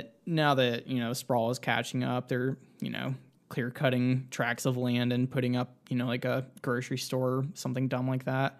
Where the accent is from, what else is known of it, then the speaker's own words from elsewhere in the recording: Georgia, United States; moved away as an adult; also born or lived in Nashville, Tennessee; I'm originally from Georgia, but I moved back here after the pandemic started.